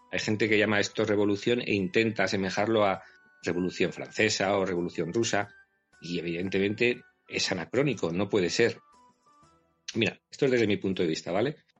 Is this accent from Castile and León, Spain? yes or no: yes; Miranda de Ebro, Castile and León, Spain; Yo soy burgalés, nací en una localidad, Miranda de Ebro